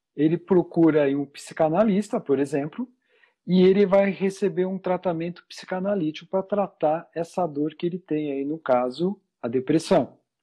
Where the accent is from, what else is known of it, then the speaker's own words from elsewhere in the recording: São Paulo, Brazil; Sou de, de São Paulo, é, aqui no meio da, da muvuca toda aqui